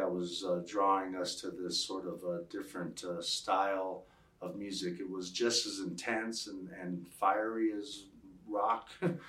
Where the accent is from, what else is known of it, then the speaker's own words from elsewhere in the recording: Las Cruces, New Mexico, United States; also born or lived in El Paso, Texas / Santa Fe, New Mexico; I was born in El Paso, Texas, but shortly moved to Chaparral, New Mexico in the fifth grade. And I've slowly made my way up north. From Las Cruces, I graduated in Mayfield High School.